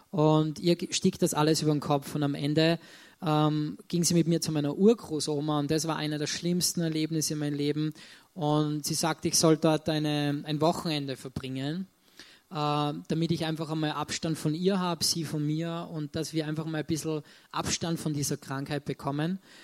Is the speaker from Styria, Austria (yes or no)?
no; Salzburg, Austria; ich komme aus Salzburg, bin dort auch geboren wir wohnen in Salzburg-Land